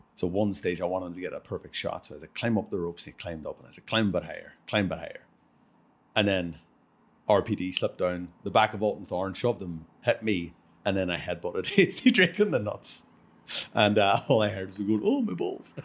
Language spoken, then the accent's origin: English; Ireland; I'm from Ireland